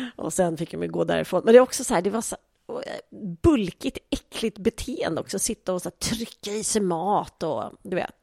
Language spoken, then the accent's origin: Swedish; Sweden; vi som svenskar